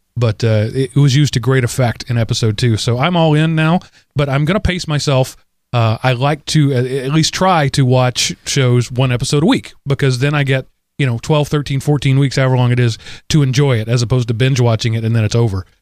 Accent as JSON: {"language": "English", "country": "United States", "said": "as an American citizen"}